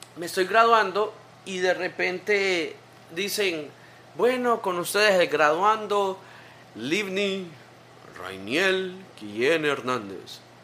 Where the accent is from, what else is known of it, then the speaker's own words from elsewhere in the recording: Tegucigalpa, Francisco Morazán, Honduras; nací en Tegucigalpa